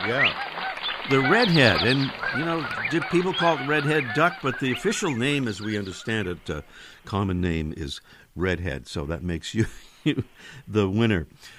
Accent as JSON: {"language": "English", "town": "Boston", "region": "Massachusetts", "country": "United States", "tie": "born or raised there", "said": "It reminds me of my hometown of Boston"}